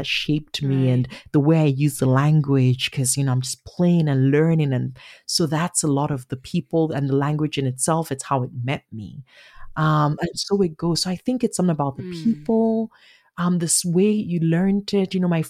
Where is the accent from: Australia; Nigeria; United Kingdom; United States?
Nigeria; accent: Nigerian; That's my Nigerian accent, which is different from my Igbo accent, which is a little girl growing up. It's what I speak with my family.